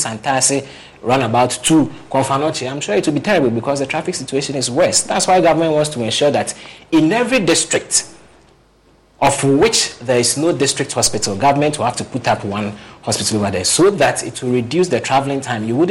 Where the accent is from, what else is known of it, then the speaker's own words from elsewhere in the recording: Ashanti, Ghana; I'm from the Ashanti region.